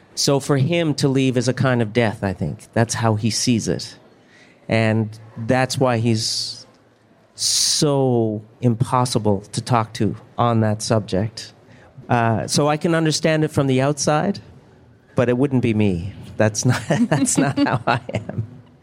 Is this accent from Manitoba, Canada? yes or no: no; Newfoundland and Labrador, Canada; I grew up in a mining town in Newfoundland as opposed to a fishing community. So uh, my parents moved to the mining town, and that's where I was born.